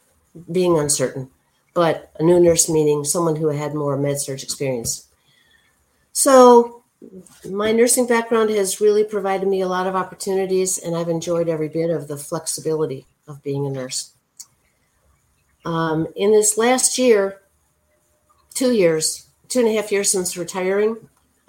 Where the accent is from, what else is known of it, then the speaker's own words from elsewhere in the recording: Chicago, Illinois, United States; I've always lived in the Chicago area, went to Loyola